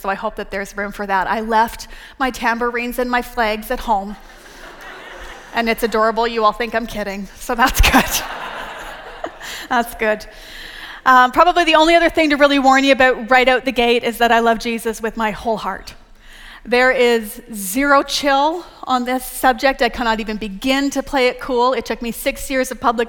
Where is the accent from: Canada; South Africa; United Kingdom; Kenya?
Canada; moved away as an adult; also born or lived in Texas; now in United States; I'm Canadian